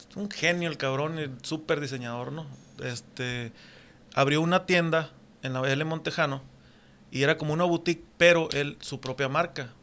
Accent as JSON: {"language": "Spanish", "town": "Puerto Peñasco", "region": "Sonora", "country": "Mexico", "tie": "born or raised there", "also_born_or_lived": "Mexicali, Baja California", "moved": "as an adult", "said": "yo soy de Puerto Peñasco, mis abuelos este llegaron de otras ciudades"}